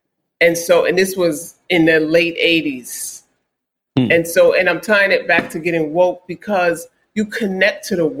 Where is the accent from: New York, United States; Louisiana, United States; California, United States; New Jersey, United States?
New York, United States; New York City; I grew up in Queens